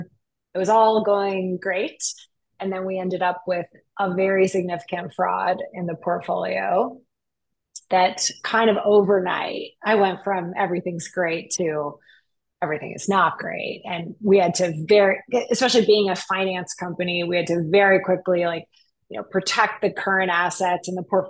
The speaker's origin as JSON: {"language": "English", "town": "Montreal", "region": "Quebec", "country": "Canada", "moved": "yes", "lives_now": "Vancouver, Canada", "said": "I'm from Montreal. I'm Canadian, which is how now I live in Vancouver because Montreal is too cold."}